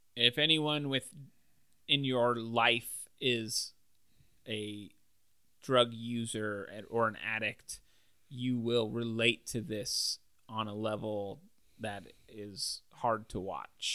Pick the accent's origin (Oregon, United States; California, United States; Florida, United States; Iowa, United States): Oregon, United States; Salem; also born or lived in Silverton, Oregon; We're from Salem, Oregon.